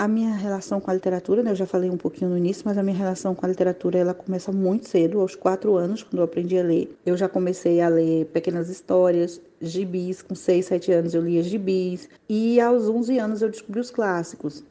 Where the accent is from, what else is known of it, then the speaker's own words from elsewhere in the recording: Juazeiro, Bahia, Brazil; Eu sou baiana da cidade de Juazeiro.